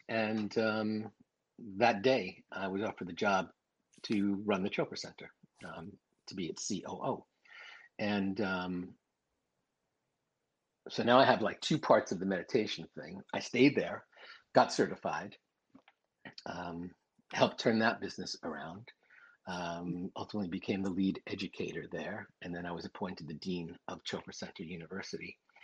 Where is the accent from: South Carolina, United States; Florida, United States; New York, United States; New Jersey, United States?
New York, United States; New York City; I'm from Queens